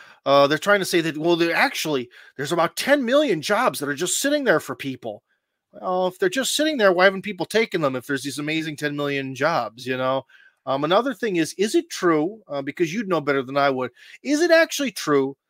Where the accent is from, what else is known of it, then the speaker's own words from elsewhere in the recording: Ohio, United States; now in Russia; I'm from Ohio